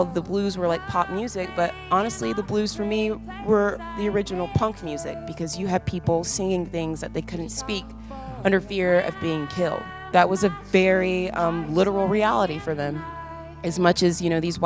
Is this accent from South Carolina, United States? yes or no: yes; Spartanburg County, South Carolina, United States; I was born and raised in Spartanburg County, South Carolina, just upstate